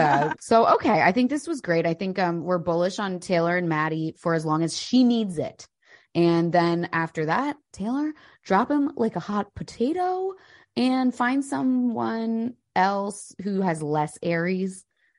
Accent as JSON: {"language": "English", "country": "United Kingdom", "said": "I'm British."}